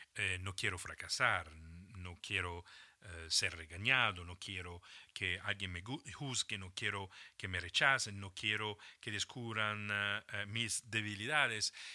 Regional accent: Italy; moved away as an adult; also born or lived in Germany / Switzerland; me había salido ya de Italia, de mi país de origen, un par de veces

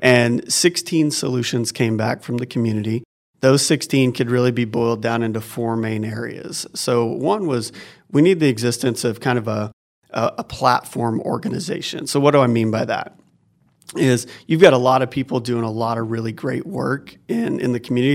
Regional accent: Oklahoma, United States; moved away as an adult; now in Northwest Arkansas, United States; I grew up in Oklahoma, um, just a couple hours from here

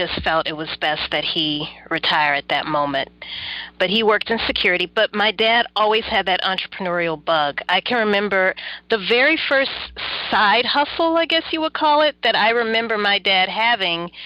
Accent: Baton Rouge, Louisiana, United States; also born or lived in New Orleans, Louisiana; I am originally from Baton Rouge, Louisiana

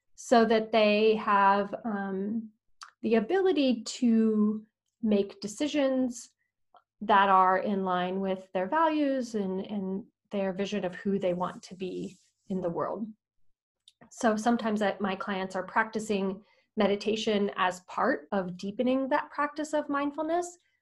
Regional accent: Austin, Texas, United States; moved away as an adult; also born or lived in Madagascar; I'm from Austin, Texas, and I I love Austin.

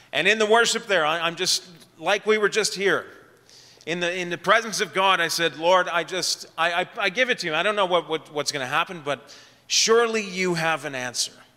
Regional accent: Ottawa, Ontario, Canada; also born or lived in Edmonton; I grew up in Ottawa

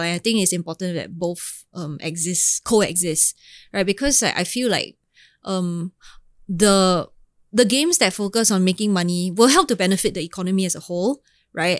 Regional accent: Singapore; I'm Singaporean

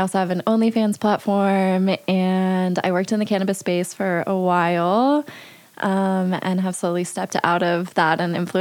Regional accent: Denver, Colorado, United States; also born or lived in Fort Collins, Colorado; I'm from Fort Collins, Colorado, and I grew up in downtown Denver

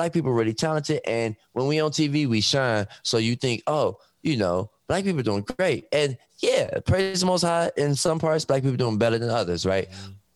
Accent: Detroit, Michigan, United States; I'm from Detroit. So growing up, everybody worked for Ford, Chrysler.

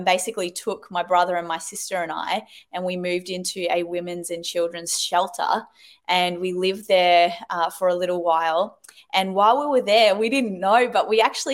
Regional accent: New Zealand; moved away as an adult; also born or lived in England; now in Australia; I was born in England and raised in New Zealand. And then I've lived in Australia for the last, 20 years, I think, 25 years

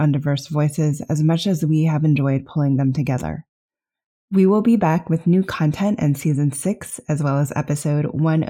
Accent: Los Alamos, New Mexico, United States; As a daughter of a plasma physicist and a computer scientist, I grew up in Los Alamos, New Mexico, which is a pretty unusually diverse place given its size. In my younger years, a lot of discrimination came from the fact that I was from Los Alamos.

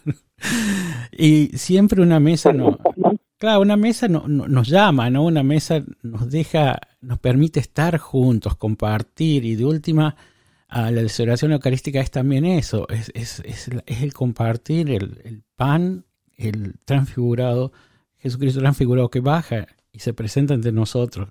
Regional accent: Córdoba, Argentina; now in Oakland, United States; yo soy de Córdoba, también de Argentina

